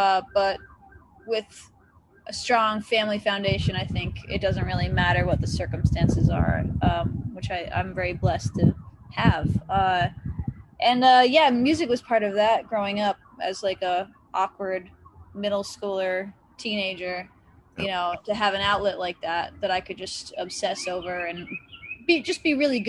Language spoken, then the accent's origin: English; Massachusetts, United States; also born or lived in Connecticut; now in Nashville, United States; Well, I was born in Western Massachusetts, or actually in Connecticut. Yeah.